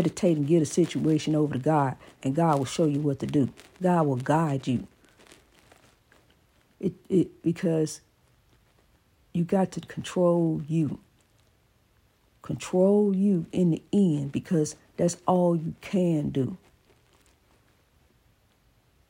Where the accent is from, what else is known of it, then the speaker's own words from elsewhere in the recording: East St. Louis, Illinois, United States; my hometown of East St. Louis